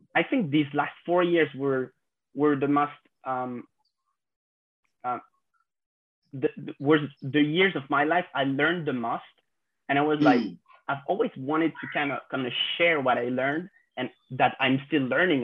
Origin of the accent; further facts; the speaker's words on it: France; 26 years old and I, I grew up in France